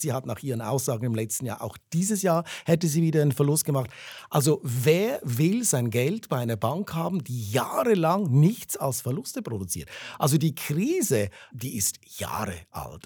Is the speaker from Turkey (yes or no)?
no; Zurich, Switzerland; ich bin Zürcher, ich bin in der Stadt Zürich aufgewachsen